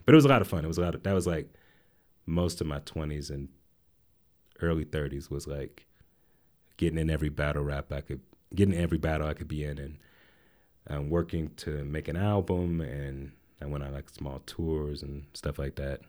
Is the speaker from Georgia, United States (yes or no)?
yes; Atlanta, Georgia, United States; also born or lived in Asheville, North Carolina; we moved there when I was eight, and that's where I grew up